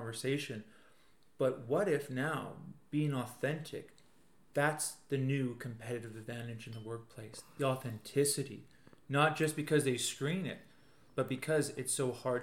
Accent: Yellowknife, Northwest Territories, Canada; now in Calgary, Canada; I was born here in Calgary. So I have that kind of connection to Calgary. But I grew up in Yellowknife Northwest Territories

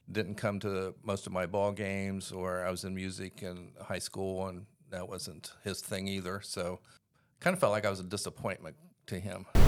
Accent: Columbus, Ohio, United States; I grew up in Columbus, Ohio in the 1950s

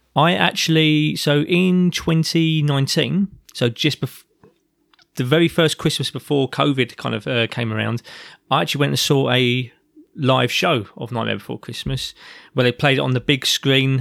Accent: London, United Kingdom; as a child growing up in South London

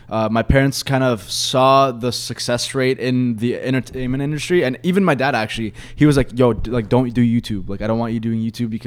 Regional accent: Egypt; Uh, I'm obviously from Egypt and stuff.

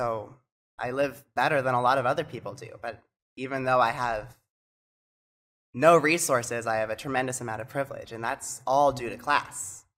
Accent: Canada; also born or lived in United States; I've lived here in Canada most of my life, but I was born in the United States. But I didn't bring my documentation with me when I moved here.

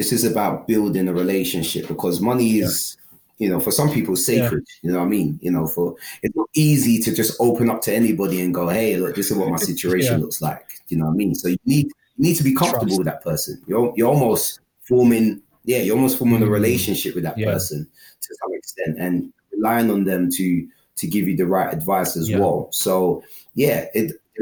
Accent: London, United Kingdom; I grew up in London. I've always been from London

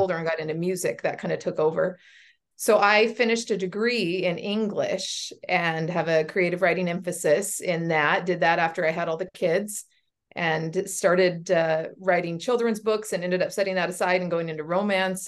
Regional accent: Washington, United States; I was born and raised here in Washington.

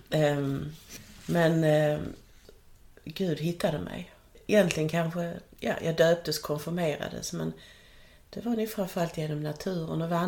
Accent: Skåne, Sweden; Så jag växte upp här eh, nära Stenshuvud

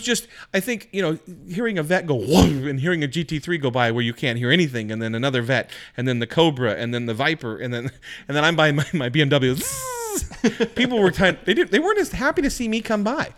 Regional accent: Washington, United States; growing up in Washington, I had never been to Lake Chelan.

